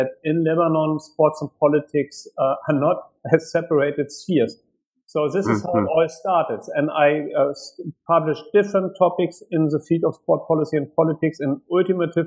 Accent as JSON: {"language": "English", "town": "Hanover", "region": "Lower Saxony", "country": "Germany", "tie": "born or raised there", "also_born_or_lived": "Washington, D.C.", "said": "I grew up in Germany, in West Germany"}